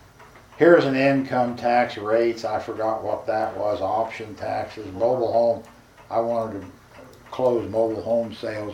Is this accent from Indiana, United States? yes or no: yes; Albany, Indiana, United States; now in Muncie, United States; my hometown of Albany.